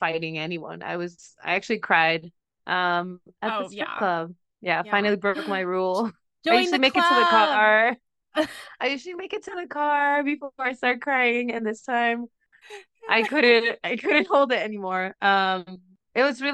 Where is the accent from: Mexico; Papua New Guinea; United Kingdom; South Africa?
Mexico; moved away; I'm from Mexico because of how I speak